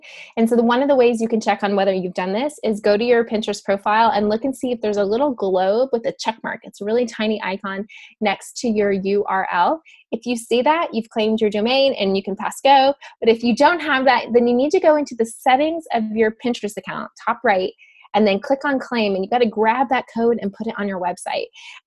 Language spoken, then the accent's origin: English; Dallas, Texas, United States; I grew up in Dallas